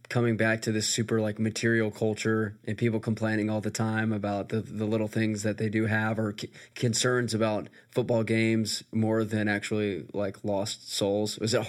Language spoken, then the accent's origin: English; Birmingham, Alabama, United States; moved away as an adult; now in Auburn, United States; I come from Birmingham and now I'm living in Auburn, is like I've just am immersed in the Southern cultural, like, Christian faith.